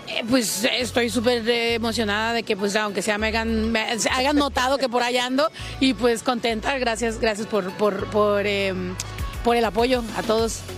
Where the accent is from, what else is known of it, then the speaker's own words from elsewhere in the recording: Mexico; como toda mexicana que soy